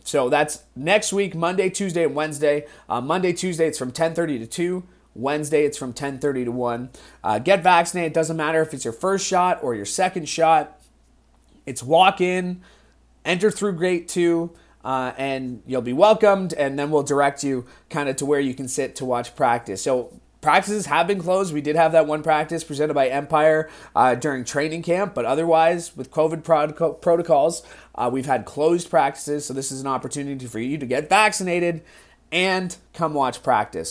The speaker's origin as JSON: {"language": "English", "area": "Niagara", "region": "Ontario", "country": "Canada", "tie": "born or raised there", "said": "growing up in Niagara"}